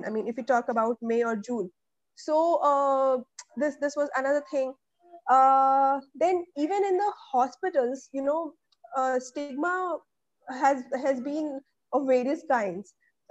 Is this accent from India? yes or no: yes; Chitrakoot, Uttar Pradesh, India; moved away as an adult; till my graduation, I have been in my hometown, which is Chitrakoot. It is in Bundelkhand region of Uttar Pradesh. So, well, in fact, half MP and half UP. So our house is in UP